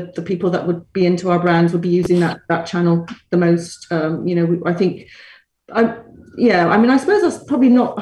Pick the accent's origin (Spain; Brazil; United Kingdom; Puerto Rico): United Kingdom; Bristol, South West England; moved away as an adult; now in Dublin, Ireland; I'm from Bristol